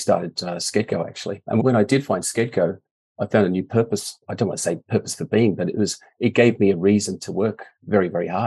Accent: Melbourne, Victoria, Australia; also born or lived in Helsinki, Finland; My family decided to emigrate to Australia when I was 4 years old. So my first memories are actually getting out of the aeroplane in Melbourne.

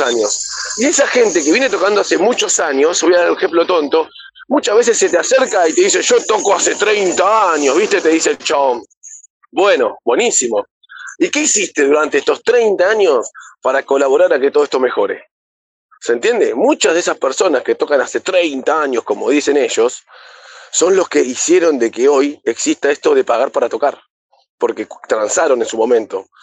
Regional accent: Buenos Aires, Argentina; soy de Buenos Aires, Argentina

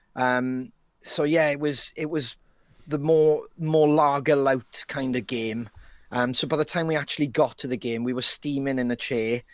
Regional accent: Wales, United Kingdom; as a Welshman

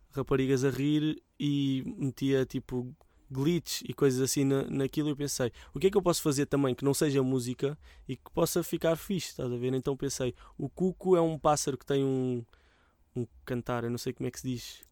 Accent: Mem Martins, Lisbon, Portugal; mesmo que um dia deixe de viver em Mãe Martins

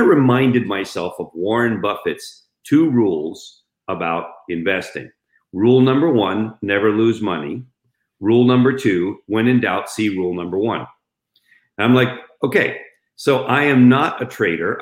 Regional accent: Spain; moved away; I grew up in Spain, so I speak Spanish

